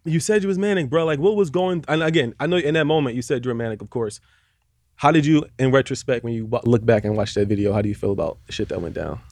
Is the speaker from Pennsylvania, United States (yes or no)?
yes; Philadelphia, Pennsylvania, United States; now in Los Angeles, United States; I'm from Philly